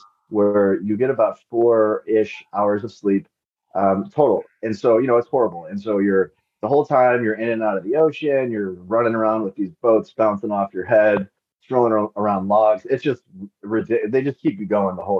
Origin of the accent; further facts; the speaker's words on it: Overland Park, Kansas, United States; moved away as an adult; also born or lived in South Africa / Lesotho / Cairo, Egypt; I left my hometown of Overland Park, Kansas